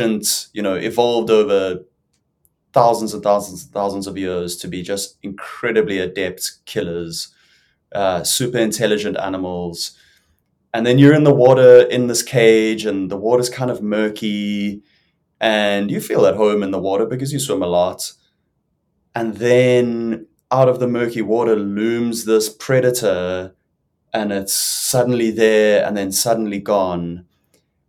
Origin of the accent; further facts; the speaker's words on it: South Africa; I'm South African, as you may or may not have guessed. I grew up in the water, in the ocean all the time